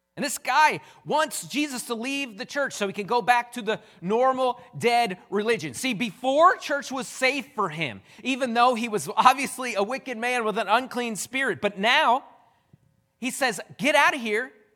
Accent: United States; I'm an American

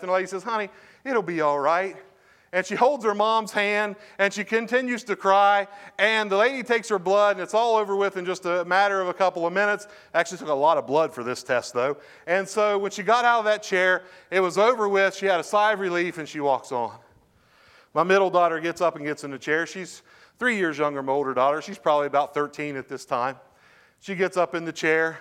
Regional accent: Parkersburg, West Virginia, United States; also born or lived in Lubeck, West Virginia; I grew up in Parkersburg, grew up in Lubeck

